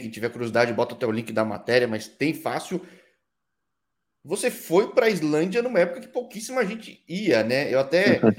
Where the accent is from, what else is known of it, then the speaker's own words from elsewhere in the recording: São Paulo, Brazil; Eu cresci vendo cresci em São Paulo, obviamente